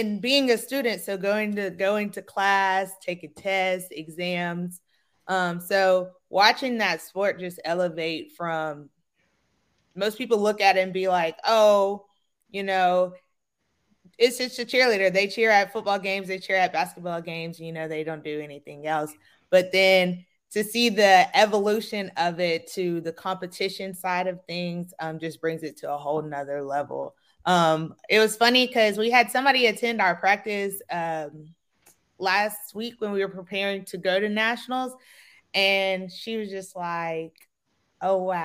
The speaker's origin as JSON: {"language": "English", "town": "Gulfport", "region": "Mississippi", "country": "United States", "tie": "born or raised there", "moved": "as an adult", "lives_now": "Tallahassee, United States", "said": "I'm from Gulfport, Mississippi. So I born and raised in the SWAC"}